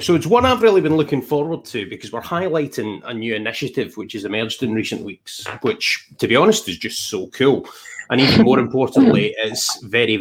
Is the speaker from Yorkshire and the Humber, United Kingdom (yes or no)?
no; Scotland, United Kingdom; we are Scottish and a Welshie